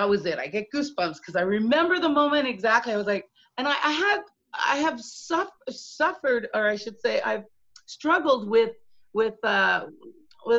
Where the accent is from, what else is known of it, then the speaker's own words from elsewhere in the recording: London, Ontario, Canada; moved away as an adult; also born or lived in England / Toronto; now in Montreal, Canada; I'm from London, Ontario, so not Toronto, although I did spend some time in Toronto